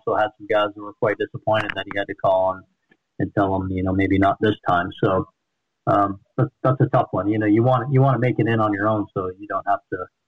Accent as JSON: {"language": "English", "region": "East Coast", "country": "United States", "tie": "born or raised there", "also_born_or_lived": "Utah", "said": "growing up on the East Coast, but then going to BYU and spending a lot of time in the West"}